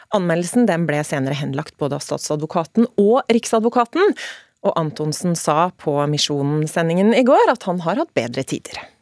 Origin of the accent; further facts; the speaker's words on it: Telemark, Norway; Telemark, der jeg er fra